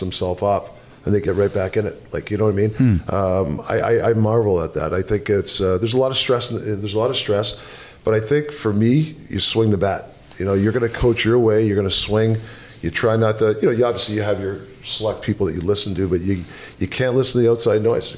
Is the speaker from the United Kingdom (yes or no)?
no; Canada; as a Canadian kid